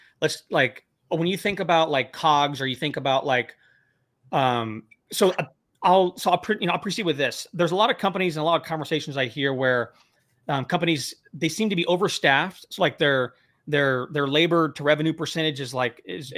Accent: Temecula, California, United States; moved away; also born or lived in Bakersfield; I grew up in the Temecula area

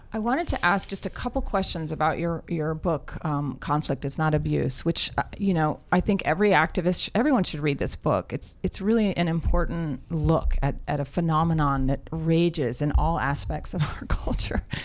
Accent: New Mexico, United States; southern New Mexico, my home state

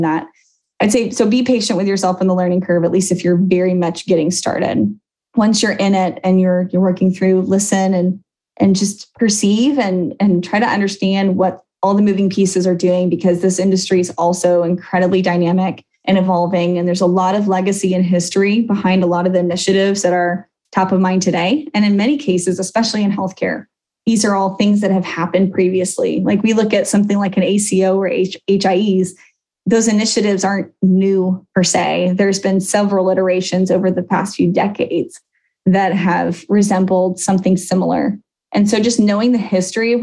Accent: Chicago, Illinois, United States; I grew up outside Chicago

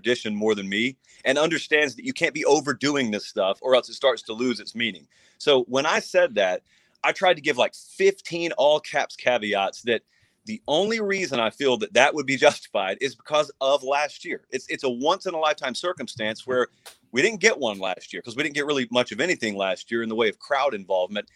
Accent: Columbus, Georgia, United States; I grew up in Columbus, Georgia

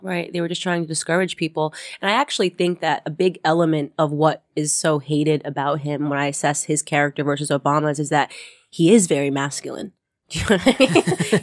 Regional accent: Stamford, Connecticut, United States; also born or lived in New York City; little Stamford, Connecticut, where I grew up

